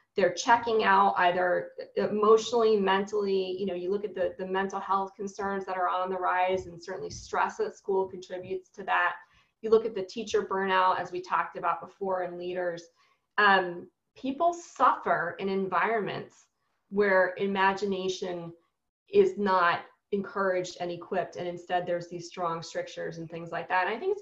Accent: New York City, New York, United States; I'm a New Yorker through and through

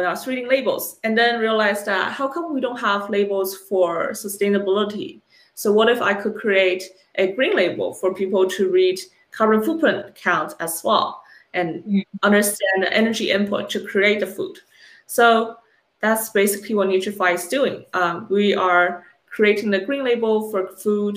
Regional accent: China; moved away; I was born and raised in China for a number of years

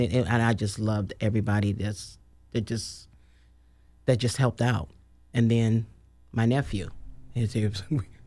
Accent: Oakland, California, United States; now in Sacramento, United States; was born and raised in Oakland

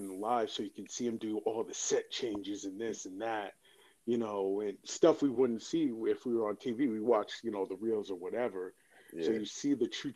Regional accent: Northeast, United States; we're all from the Northeast

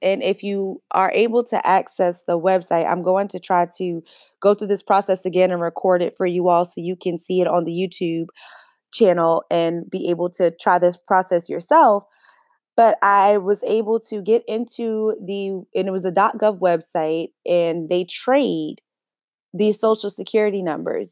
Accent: United States; as American citizens

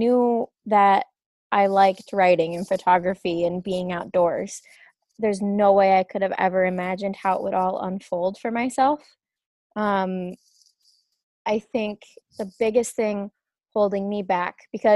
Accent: Grand Rapids, United States; moved away; the house that I grew up in Grand Rapids

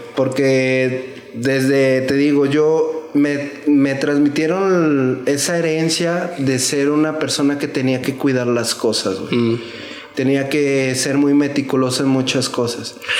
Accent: Zapopan, Jalisco, Mexico; yo soy de Zapopan Centro. Yo, yo pienso que soy la segunda generación de ahí, de Zapopan.

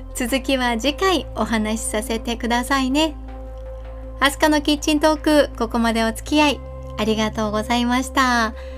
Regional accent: Kanazawa, Ishikawa, Japan; 私は金沢出身金沢在住なんですが

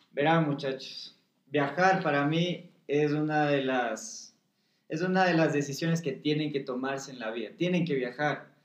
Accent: Quito, Pichincha, Ecuador; Yo soy de aquí, de Quito.

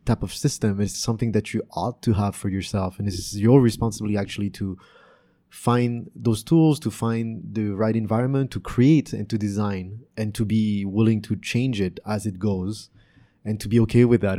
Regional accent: France; also born or lived in Canada; now in Vietnam; growing up in France and Canada

